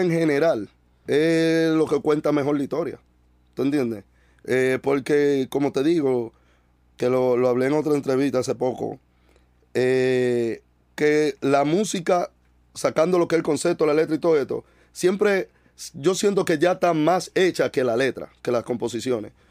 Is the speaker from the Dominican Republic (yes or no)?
yes; Dominican Republic; de donde yo vengo, tú entiendes, había muy poca información